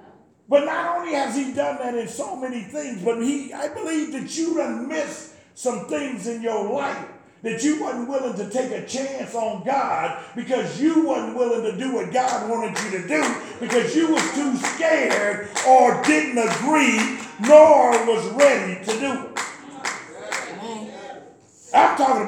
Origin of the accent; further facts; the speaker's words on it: North Carolina, United States; Yeah, I'm from North Carolina too.